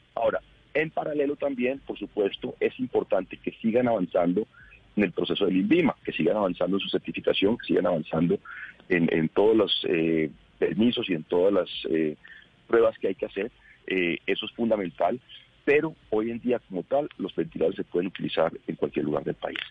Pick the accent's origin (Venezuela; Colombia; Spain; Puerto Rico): Colombia; Bogotá; yo soy bogotano, quiero Bogotá